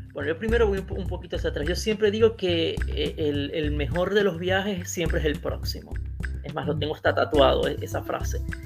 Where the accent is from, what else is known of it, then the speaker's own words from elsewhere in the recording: Maracaibo, Zulia, Venezuela; moved away as an adult; now in Italy; soy venezolano de Maracaibo y en Italia tengo desde el 2016. Yo prácticamente, o sea, prácticamente viví toda mi vida en Venezuela